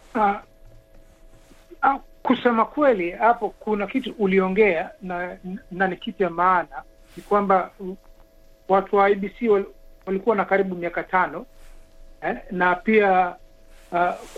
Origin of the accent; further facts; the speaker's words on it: Kenya; sisi ni Wakenya